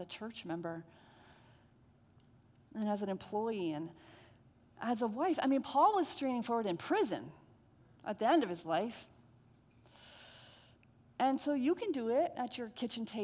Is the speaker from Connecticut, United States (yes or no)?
yes; Connecticut, United States; I'm from Connecticut